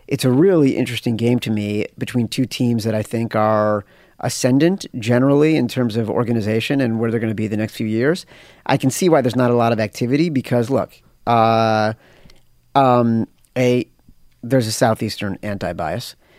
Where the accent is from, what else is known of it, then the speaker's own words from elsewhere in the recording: Chicago, Illinois, United States; I grew up in Chicago